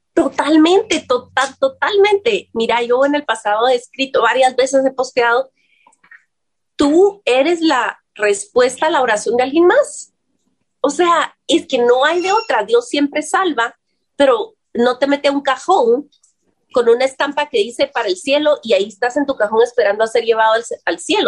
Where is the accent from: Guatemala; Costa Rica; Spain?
Guatemala; decimos aquí en Guatemala